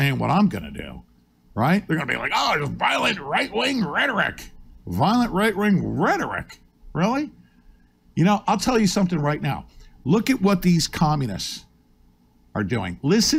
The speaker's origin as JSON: {"language": "English", "country": "United States", "said": "We're American."}